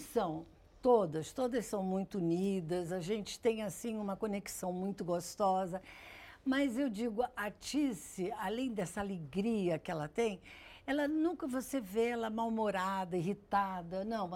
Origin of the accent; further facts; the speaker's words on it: Rio de Janeiro, Brazil; also born or lived in Grajaú, Rio de Janeiro / Ipanema, Rio de Janeiro; Fui para o Leblon, eu tinha uns seis anos, cinco anos